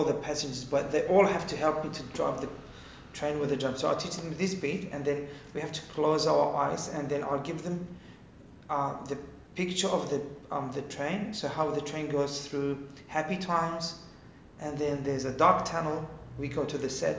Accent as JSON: {"language": "English", "town": "Baghdad", "region": "Baghdad Governorate", "country": "Iraq", "tie": "born or raised there", "also_born_or_lived": "Kirkuk", "moved": "yes", "lives_now": "Australia", "said": "I'm Syrian, obviously, from Iraq. I was born in Kirkuk, and then we moved to Baghdad when I was 1 year old."}